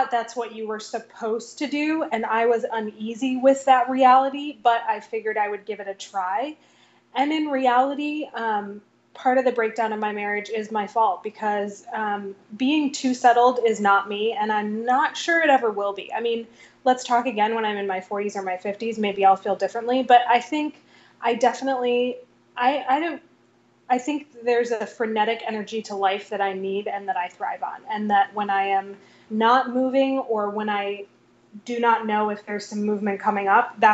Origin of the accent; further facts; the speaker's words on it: Vermont, United States; born there; now in New York, United States; Vermont. I live in New York now.